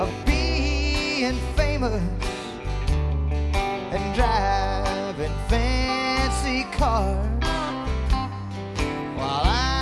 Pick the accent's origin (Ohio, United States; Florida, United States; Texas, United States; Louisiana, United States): Texas, United States; Tomball; I grew up in Tomball